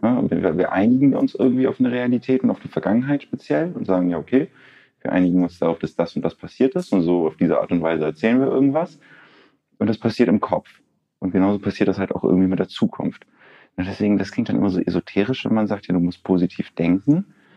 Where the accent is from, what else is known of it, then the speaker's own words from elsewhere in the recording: Lübeck, Schleswig-Holstein, Germany; ich, ich, komme aus der wunderschönen Hansestadt Lübeck und habe da auch so einen, so einen gewissen Lokalpatriotismus